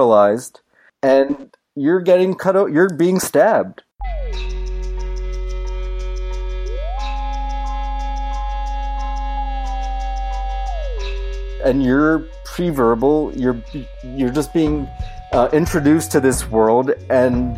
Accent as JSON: {"language": "English", "region": "New York", "country": "United States", "moved": "yes", "lives_now": "Minneapolis, United States", "said": "Originally, I'm from New York, Queens specifically."}